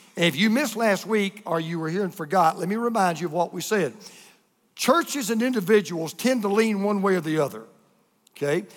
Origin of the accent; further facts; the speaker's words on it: United States; being an American like we are